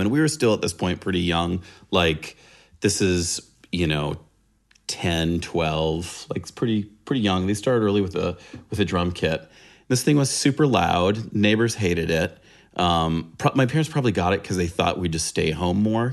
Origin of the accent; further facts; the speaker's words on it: San Diego, California, United States; I'm a California rat. So, uh, yeah, I grew up in San Diego